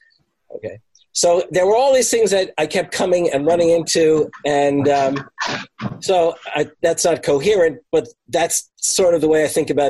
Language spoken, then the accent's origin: English; New York, United States; moved away as an adult; now in Wisconsin, United States; I was from New York